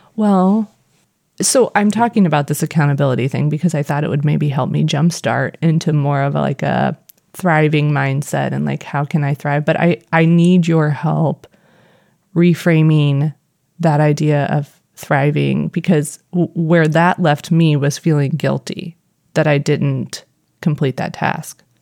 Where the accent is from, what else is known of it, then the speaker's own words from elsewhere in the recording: Missouri, United States; accent: Missouri; my Missouri accent